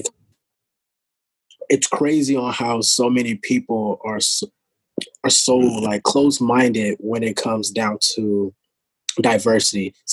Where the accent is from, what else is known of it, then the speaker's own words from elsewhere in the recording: the South, United States; I'm from the South